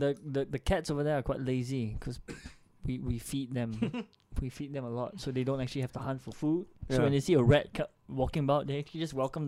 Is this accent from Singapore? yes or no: yes; Singapore; I'm from Yishun, man. Like, whoa. North side.